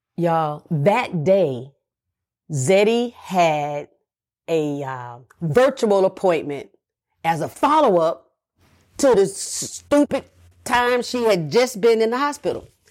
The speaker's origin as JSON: {"language": "English", "region": "the South", "country": "United States", "said": "I'm from the South"}